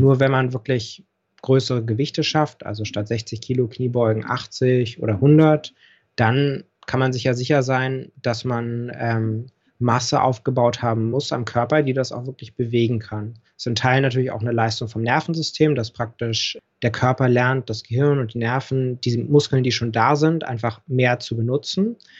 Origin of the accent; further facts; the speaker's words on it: Berlin, Germany; also born or lived in Hamburg; ich bin in Berlin auch geboren. Mhm. Geburtsurkunde steht auch Westberlin